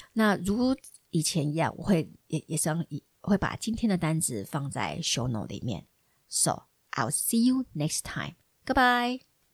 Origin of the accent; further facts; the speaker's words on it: Taiwan; 我们台湾人